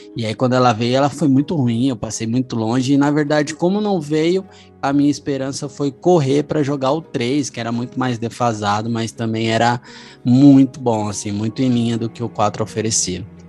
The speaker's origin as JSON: {"language": "Portuguese", "country": "Brazil", "said": "como brasileiro"}